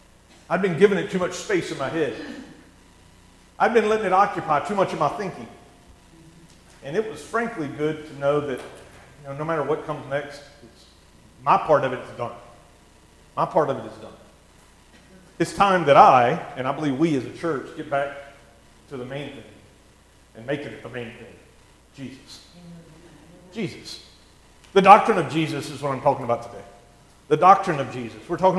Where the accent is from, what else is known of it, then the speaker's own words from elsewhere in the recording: Missouri, United States; I need more than just, I'm from Missouri, right?